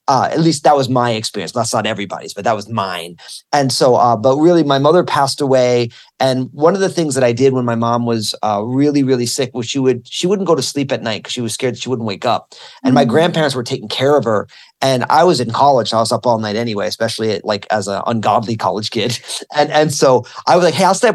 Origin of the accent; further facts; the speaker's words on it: New Jersey, United States; I went to Rutgers University in my home state of New Jersey.